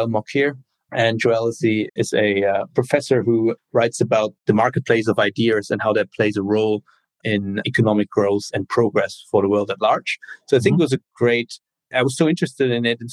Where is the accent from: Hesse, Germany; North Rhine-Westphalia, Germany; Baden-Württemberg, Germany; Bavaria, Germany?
North Rhine-Westphalia, Germany; Cologne; moved away as an adult; also born or lived in Berlin, Germany / Bologna, Italy / Washington, D.C., United States / Bay Area, United States; originally born and raised in Germany, in Cologne